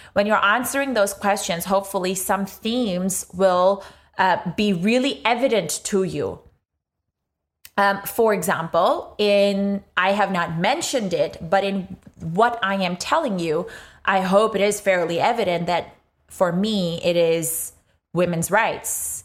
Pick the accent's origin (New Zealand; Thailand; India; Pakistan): Pakistan; moved away as an adult; now in Australia; grew up in Pakistan for most of my life, came to Australia seven or eight years ago today